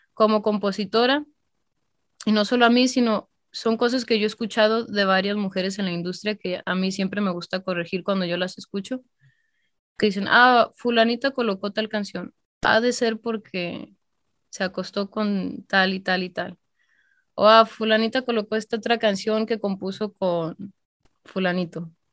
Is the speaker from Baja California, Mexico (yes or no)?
no; Calvillo, Aguascalientes, Mexico; moved away; yo soy de Calvillo, Aguascalientes